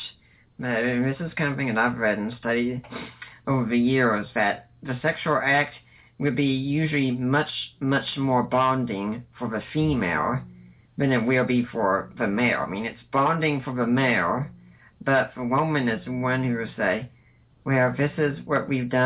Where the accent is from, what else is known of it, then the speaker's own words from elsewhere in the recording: Knoxville, Tennessee, United States; I grew up in the South, and that was in Tennessee, in Knoxville